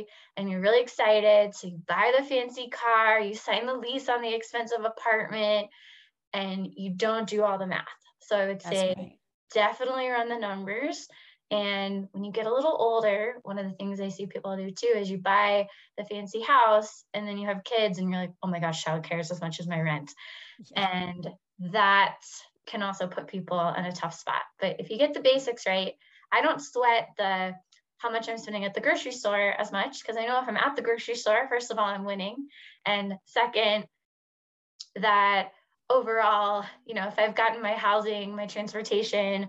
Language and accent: English; Houston, Texas, United States; moved away as an adult; also born or lived in Washington, D.C.; I'm from Houston